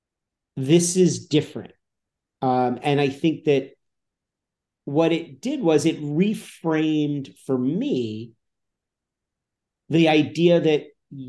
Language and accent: English; Calabasas, California, United States; I grew up in Calabasas.